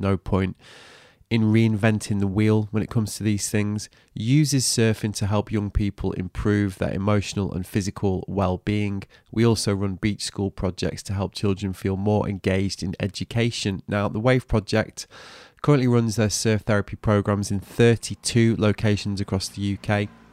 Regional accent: North West England, United Kingdom; I grew up in the Northwest

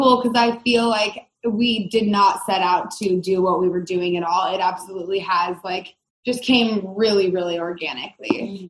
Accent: Southern Oregon, United States; I grew up in Southern Oregon

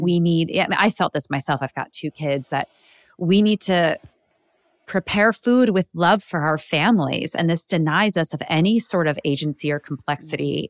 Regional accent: Midwest, United States; I grew up in the Midwest here in the U S

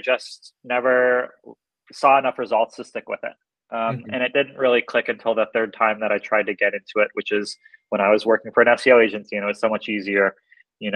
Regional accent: Seattle, Washington, United States; I'm from Seattle

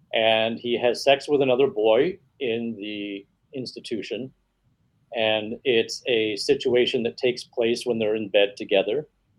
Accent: New York, United States; I grew up in a lot of different places, but the majority of my time was spent in a very small town in central New York State.

